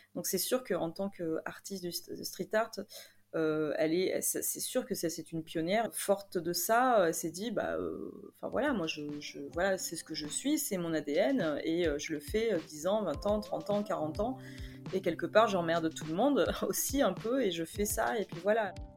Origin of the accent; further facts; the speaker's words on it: Bordeaux, Nouvelle-Aquitaine, France; also born or lived in Paris; je suis de Bordeaux, donc n'étant pas nécessairement sur Paris, enfin maintenant si